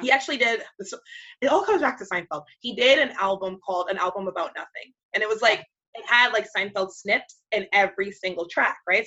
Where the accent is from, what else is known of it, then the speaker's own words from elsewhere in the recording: Jamaica; I'm Jamaican